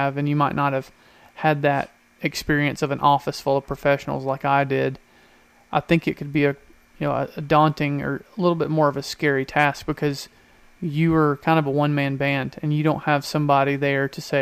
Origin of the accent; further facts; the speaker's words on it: Georgia, United States; I'm from Georgia